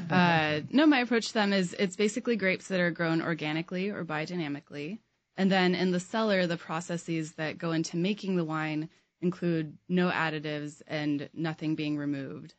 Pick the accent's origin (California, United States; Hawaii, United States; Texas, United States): California, United States; Sonoma County; moved away; I grew up in Sonoma County, California